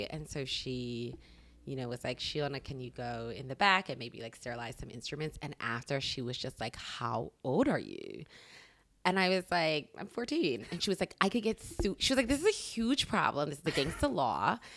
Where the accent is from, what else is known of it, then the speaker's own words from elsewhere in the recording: Bermuda; I'm from Bermuda, it's okay. an island.